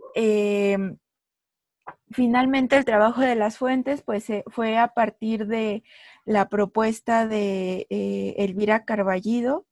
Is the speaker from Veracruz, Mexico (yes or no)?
no; Mexico City, Mexico; soy de la Ciudad de México.